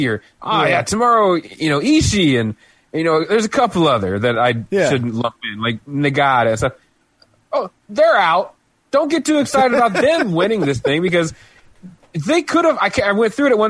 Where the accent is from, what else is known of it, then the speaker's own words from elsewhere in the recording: United States; I'm an American